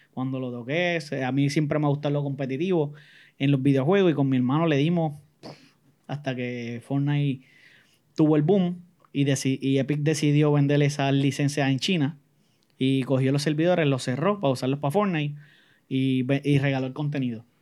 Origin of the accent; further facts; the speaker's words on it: San Juan, Puerto Rico; crié en Jardines de Campo Rico, lo que conocen por Belwin.